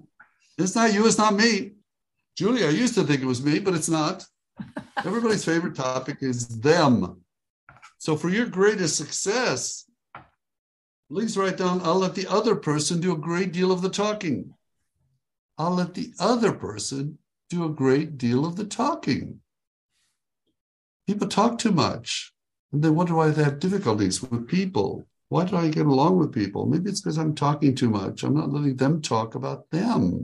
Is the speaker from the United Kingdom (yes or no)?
no; Israel; also born or lived in Tiberias, Israel; now in Texas, United States; I am originally from Israel. I was born there at a very young age, and which is east of Texas, where I live now